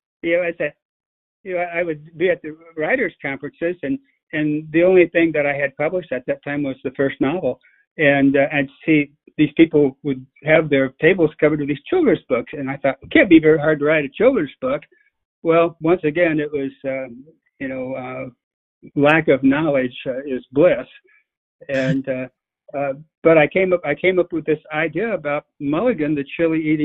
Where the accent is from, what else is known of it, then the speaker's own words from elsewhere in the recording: the Ozarks, United States; now in Jefferson County, Missouri, United States; growing up in the Ozarks